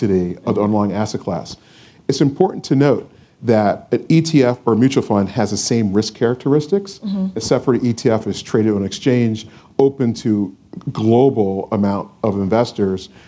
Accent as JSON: {"language": "English", "town": "Philadelphia", "region": "Pennsylvania", "country": "United States", "said": "I'm from Philadelphia, 1987"}